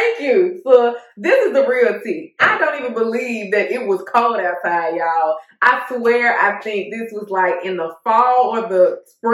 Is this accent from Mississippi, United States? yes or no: yes; Jackson, Mississippi, United States; moved away as an adult; now in Alabama, United States; I am from Jackson, Mississippi.